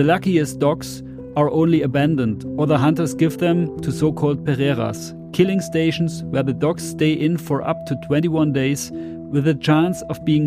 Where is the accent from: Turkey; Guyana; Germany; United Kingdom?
Germany; English is a second language; It's not my native language because I'm German.